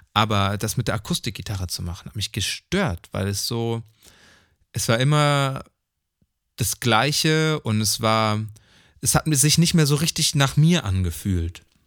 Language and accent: German; Neuss, North Rhine-Westphalia, Germany; moved away; in Neuss war. So, was die hm. Stadt ist, wo ich geboren bin